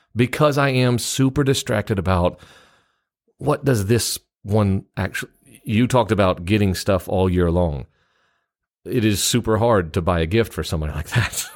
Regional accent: Memphis, Tennessee, United States; I grew up in Memphis, Tennessee

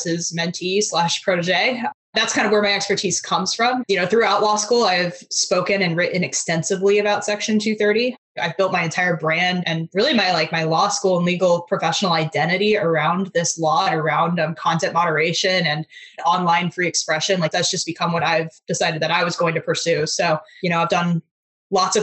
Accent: Fairfax, Virginia, United States; I'm from the Virginia, Fairfax, Virginia area. So kind of the DC metro area

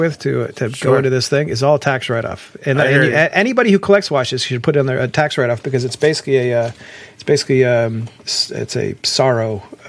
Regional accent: Columbus, Ohio, United States; from Columbus, but like I wouldn't go back there if you paid me.

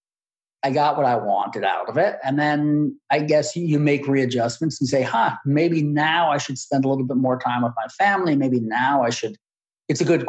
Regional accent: United States

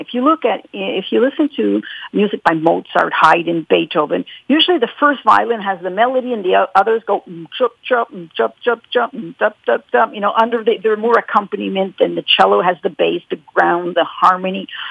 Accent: Montreal, Quebec, Canada; I was born here in Quebec, in, uh, in Montreal

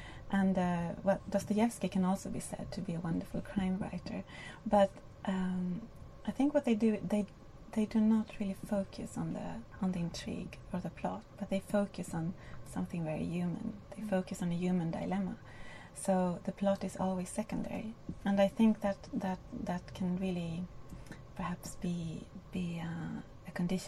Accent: Spain; because I don't look very Spanish and nobody ever thought I came from Spain.

